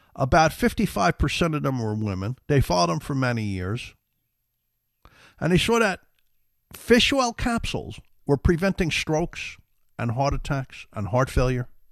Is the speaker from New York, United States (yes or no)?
yes; New York City, New York, United States; We grew up in the Bronx, South Bronx